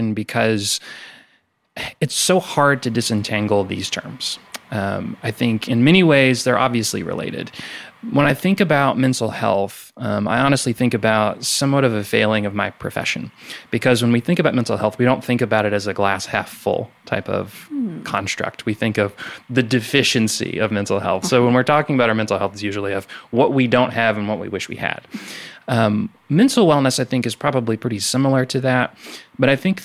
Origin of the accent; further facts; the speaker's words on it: Savannah, Missouri, United States; moved away as an adult; now in Mississippi, United States; I'm not originally from Mississippi. I'm originally from Savannah, Missouri, which if you haven't heard of it, it's about an hour north of Kansas City, Missouri